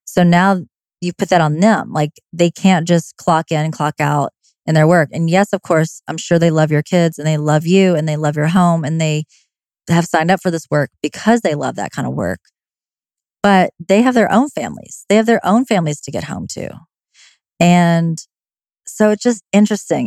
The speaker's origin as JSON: {"language": "English", "region": "the South", "country": "United States", "said": "I'm from the South"}